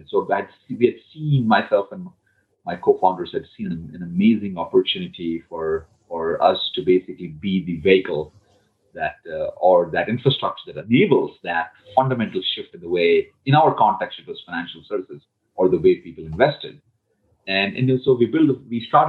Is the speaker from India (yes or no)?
yes; India; moved away as an adult; I came from India, from a middle-class family